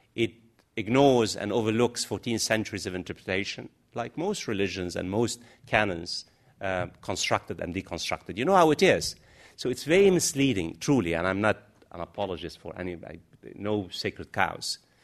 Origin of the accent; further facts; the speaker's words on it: United States; now in London, United Kingdom; I'm an American.